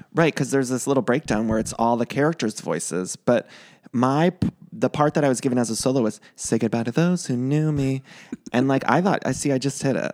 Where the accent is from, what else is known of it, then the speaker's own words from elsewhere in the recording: Ohio, United States; also born or lived in Chicago; now in Los Angeles, United States; I'm from Ohio, but I lived in Chicago right before I moved